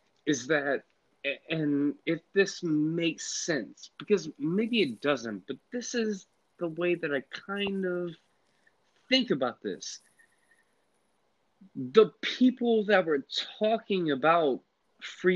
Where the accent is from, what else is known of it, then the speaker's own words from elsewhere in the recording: Atlanta, Georgia, United States; moved away as an adult; now in Virginia, United States; I was raised and grew up in Atlanta, and I just got back to Virginia, like, I don't know, 2 years ago